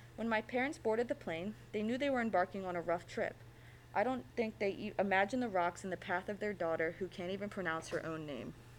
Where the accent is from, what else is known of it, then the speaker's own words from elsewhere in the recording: United States; I am all American, and the sacrifices they made in leaving Korea